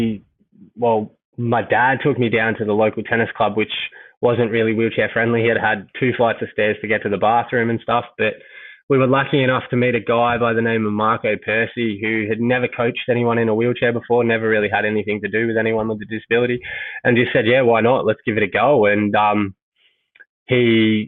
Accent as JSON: {"language": "English", "town": "Mentone", "region": "Victoria", "country": "Australia", "tie": "born or raised there", "said": "I grew up in Mentone"}